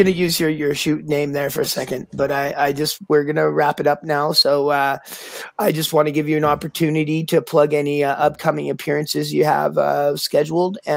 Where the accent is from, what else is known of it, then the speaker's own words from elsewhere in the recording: Campbell River, British Columbia, Canada; also born or lived in Victoria, British Columbia; I was born in Campbell River